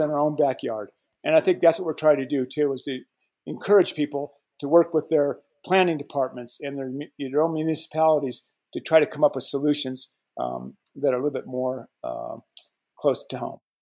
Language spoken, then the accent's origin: English; Colorado, United States; I was born and raised in Colorado